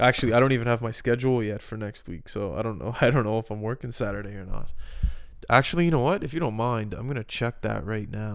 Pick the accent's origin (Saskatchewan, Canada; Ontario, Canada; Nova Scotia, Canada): Nova Scotia, Canada; Halifax; moved away; I lived in two houses growing up in Halifax